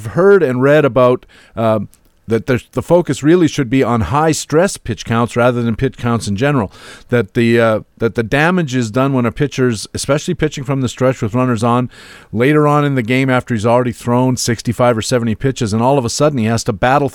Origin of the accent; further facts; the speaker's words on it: Waterloo, Ontario, Canada; the University of Waterloo, not only my home country, my hometown, that's where I live